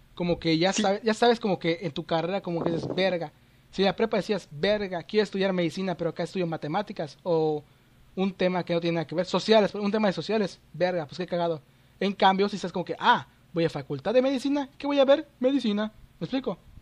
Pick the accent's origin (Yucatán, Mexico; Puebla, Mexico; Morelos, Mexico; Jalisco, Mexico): Yucatán, Mexico; soy mexicano.